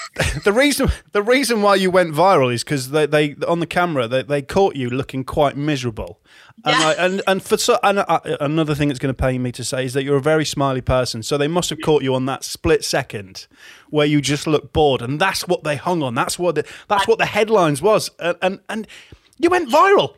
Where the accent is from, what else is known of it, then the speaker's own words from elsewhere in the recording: Hull, Yorkshire and the Humber, United Kingdom; my hometown station of Viking